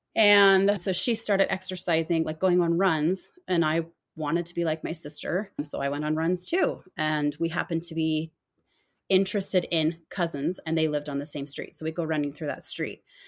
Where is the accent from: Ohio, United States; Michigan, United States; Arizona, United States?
Arizona, United States; growing up in Arizona